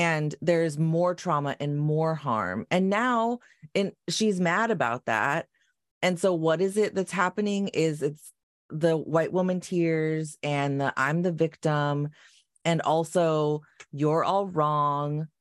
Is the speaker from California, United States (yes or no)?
yes; Long Beach, California, United States; I grew up in North Long Beach